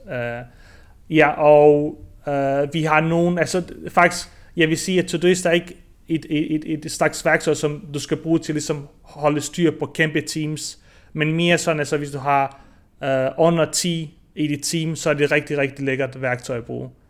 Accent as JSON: {"language": "Danish", "area": "near Hobro", "region": "North Denmark Region", "country": "Denmark", "tie": "born or raised there", "also_born_or_lived": "Bosnia / Aarhus, Denmark", "moved": "as an adult", "lives_now": "Barcelona, Spain", "said": "jeg har faktisk opvokset i Marier, uh, øh, tæt på Hobro"}